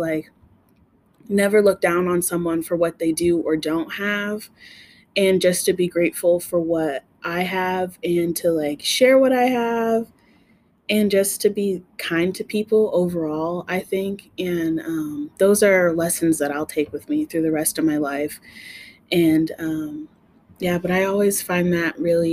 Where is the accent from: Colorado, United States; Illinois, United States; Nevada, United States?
Nevada, United States; Reno; also born or lived in Carson City, Nevada; I am a native to Reno, and my small childhood, like maybe till I was about four, I grew up in Carson City, but then we moved down here and I've been down here like the rest of my life.